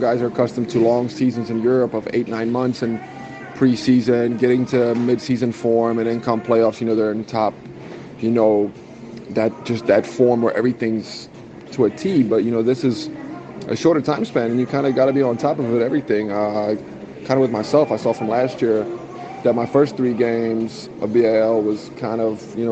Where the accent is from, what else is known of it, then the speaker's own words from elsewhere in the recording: United States; now in South Africa; growing up in the States for a good amount of my life